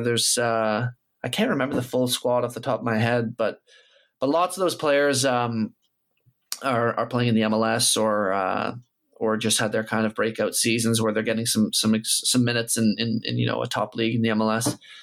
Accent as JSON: {"language": "English", "country": "Canada", "tie": "born or raised there", "said": "I am Canadian and I grew up here"}